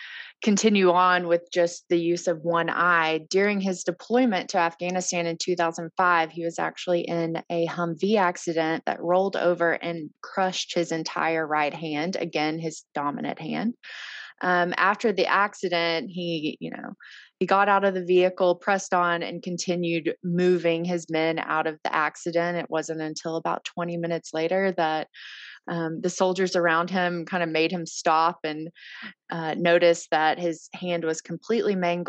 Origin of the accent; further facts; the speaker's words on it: Arkansas, United States; I am from Arkansas